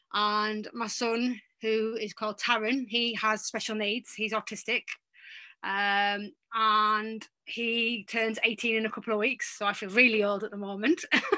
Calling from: North East England, United Kingdom; I'm actually in the UK, in the northeast of England, and it's quite sunny today for a change.

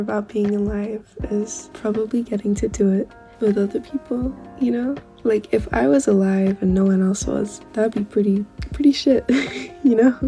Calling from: Sydney, New South Wales, Australia; i'm calling from sydney australia

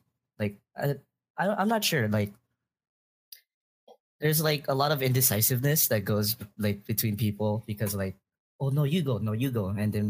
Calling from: Oahu, Hawaii, United States; I'm calling from Hawaii.

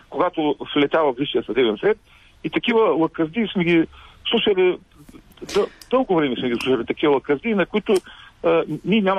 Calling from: Ruse, Ruse Province, Bulgaria; съм от Русе.

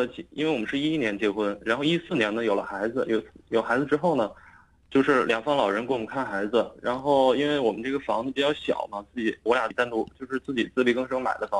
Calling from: Shenyang, Liaoning, China; 我是沈阳的 {S1} 嗯 {S3} 听众

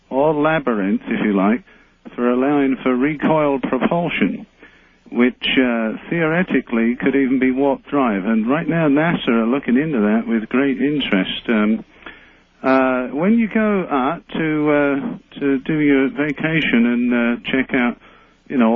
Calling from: San Diego, California, United States; Well, I'm calling from San Diego.

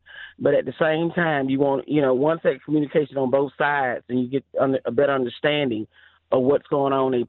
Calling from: Alabama, United States

